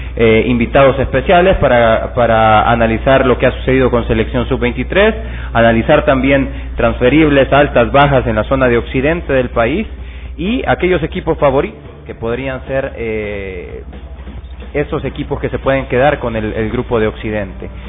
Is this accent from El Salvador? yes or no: yes; El Salvador; para nosotros como salvadoreños